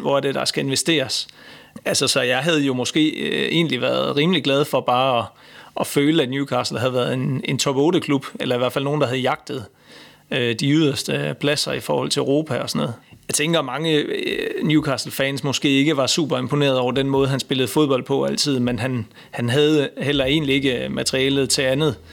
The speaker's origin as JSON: {"language": "Danish", "country": "Denmark", "said": "som dansker"}